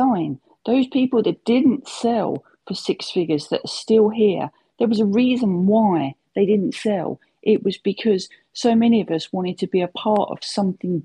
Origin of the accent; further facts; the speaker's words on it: United Kingdom; I'm old and I'm British.